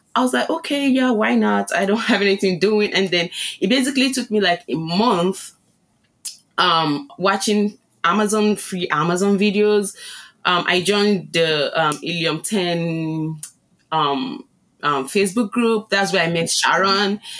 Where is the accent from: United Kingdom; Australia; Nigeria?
Nigeria; moved away as an adult; also born or lived in Chicago, United States; now in Las Vegas, United States; I was born in Nigeria. It's, um, it's a country in West Africa. And, um, I moved into, um, to the U S six years ago